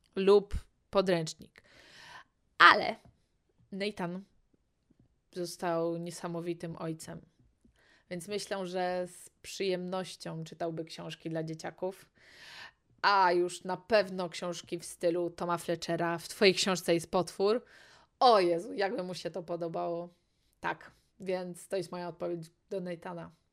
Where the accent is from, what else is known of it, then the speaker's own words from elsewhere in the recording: Poland; jestem z Polski